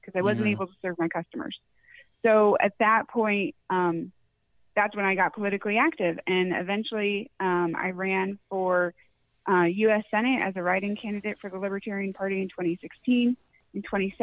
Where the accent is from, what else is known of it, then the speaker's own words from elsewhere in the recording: Connecticut, United States; moved away as an adult; also born or lived in Chino Valley, Arizona; now in Arizona, United States; I grew up in Connecticut